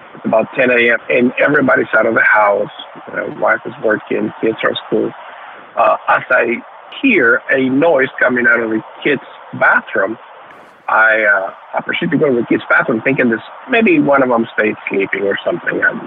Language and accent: English; New Orleans, Louisiana, United States; also born or lived in Nicaragua; growing up in Louisiana, uh, Louisiana, the New Orleans area